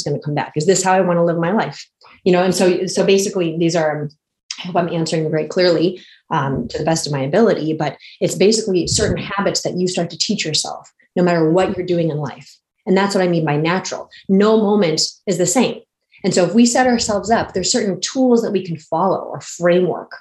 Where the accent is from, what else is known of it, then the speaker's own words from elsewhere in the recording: San Diego, California, United States; I grew up basically in San Diego, California.